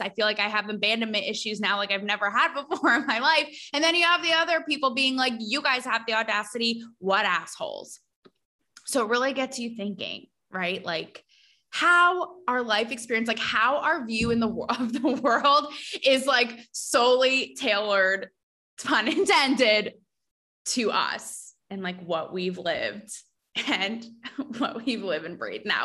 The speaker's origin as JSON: {"language": "English", "region": "Connecticut", "country": "United States", "said": "I'm from Connecticut"}